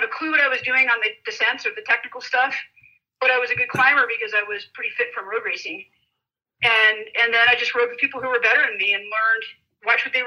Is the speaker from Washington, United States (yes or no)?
no; San Diego, California, United States; I grew up in San Diego